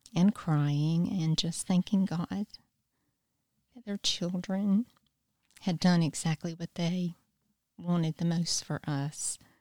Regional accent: Wilmington, North Carolina, United States; moved away as an adult; now in Easley, United States; I grew up in Wilmington, North Carolina, and I've lived in Easley for a little over thirty years

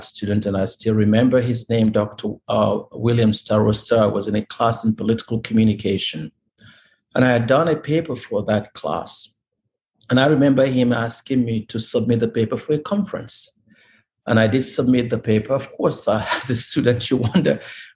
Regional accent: Nigeria; moved away as an adult; now in United States; I come from Nigeria

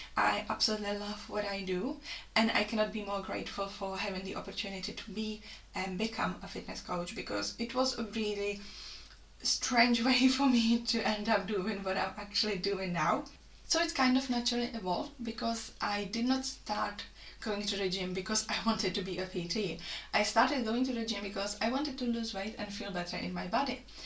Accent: Czechia; moved away as an adult; now in Lichfield, United Kingdom; I come from the Czech Republic and I have been in the UK for over five years now.

